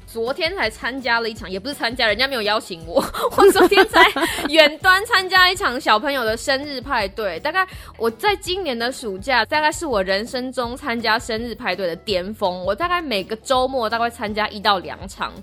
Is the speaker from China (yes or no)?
no; Taiwan; moved away as an adult; now in United States; 我从台湾来的